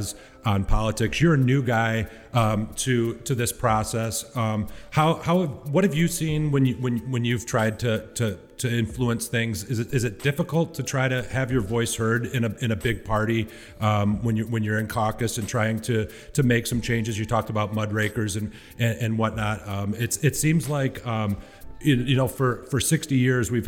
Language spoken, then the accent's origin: English; Michigan, United States; moved away; also born or lived in Colorado; I grew up in Michigan, moved to Colorado, and moved back to Michigan in 2014